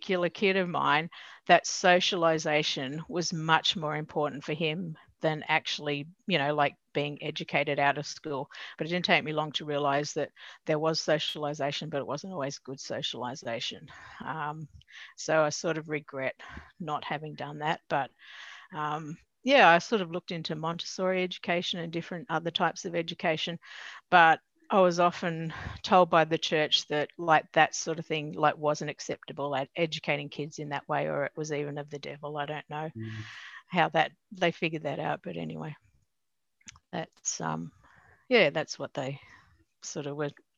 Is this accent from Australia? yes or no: yes; Newcastle, New South Wales, Australia; I grew up in Newcastle.